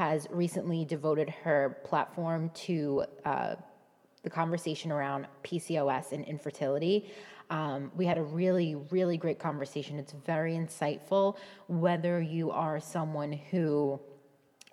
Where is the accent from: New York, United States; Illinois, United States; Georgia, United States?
New York, United States; accent: tame; now in New Jersey, United States; I live in New Jersey, but I grew up in New York, and I have the most tame accent